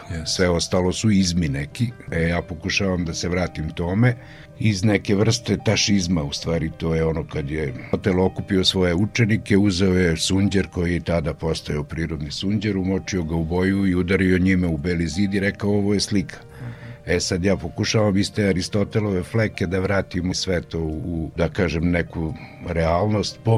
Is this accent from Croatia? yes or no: no; Opovo, Vojvodina, Serbia; rođen sam u Opovu, trenutno ima mislim 56 slikara na mesto da. od 5.500 duša.